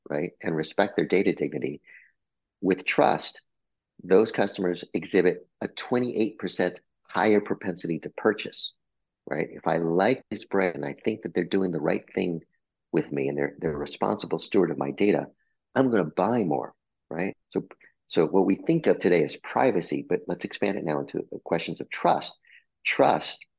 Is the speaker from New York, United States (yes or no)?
no; Albuquerque, New Mexico, United States; moved away; I'm a Mexican-American kid from Albuquerque, New Mexico. I was born in New Mexico.